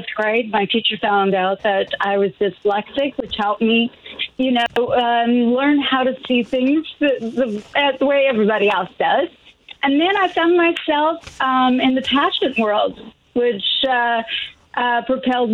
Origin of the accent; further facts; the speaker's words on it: Colorado, United States; moved away; also born or lived in Los Angeles / Tampa; Growing up in Colorado, I became a Denver Bronco fan.